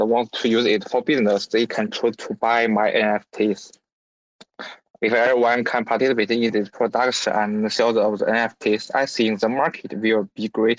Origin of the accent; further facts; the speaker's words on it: China; English is a second language; I'm a college student from China